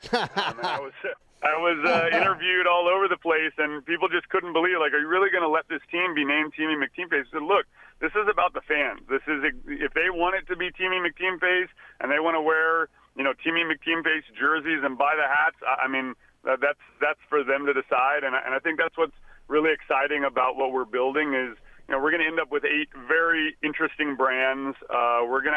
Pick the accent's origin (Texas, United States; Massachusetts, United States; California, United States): Texas, United States; I was born in Texas